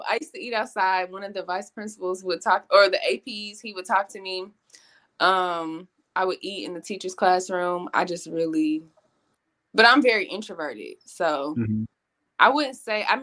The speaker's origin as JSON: {"language": "English", "town": "Little Rock", "region": "Arkansas", "country": "United States", "said": "I am from Little Rock"}